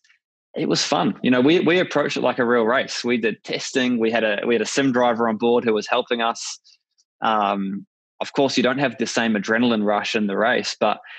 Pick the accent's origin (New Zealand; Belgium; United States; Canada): New Zealand; as a Kiwi